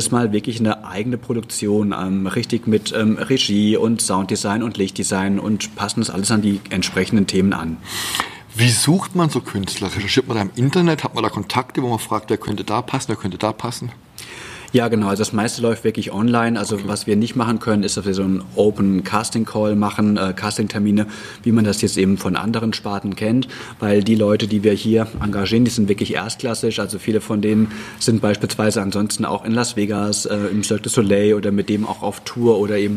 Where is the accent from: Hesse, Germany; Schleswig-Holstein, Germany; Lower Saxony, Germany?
Hesse, Germany; born there; Also ich bin ja ein ähm, Reingeschmeckter, ich bin äh, gebürtiger Hesse, aber ich finde das eigentlich ganz arg schön, dass äh, hier auch noch Dialekt gesprochen wird